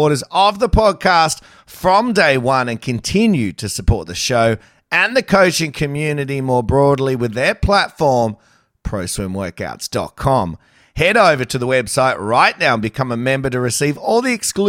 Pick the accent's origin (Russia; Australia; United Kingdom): Australia; Sydney, New South Wales; I'm from Sydney